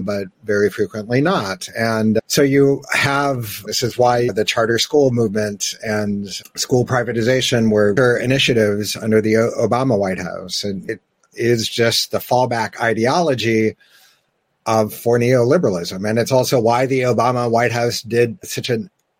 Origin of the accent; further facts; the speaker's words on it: United States; we, being Americans